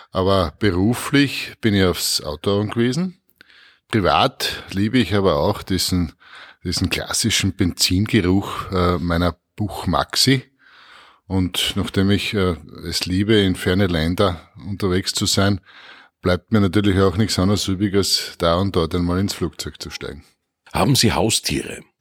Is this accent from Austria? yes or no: yes; Styria, Austria; Ja, erstens einmal natürlich in meiner Heimatregion im Murtal.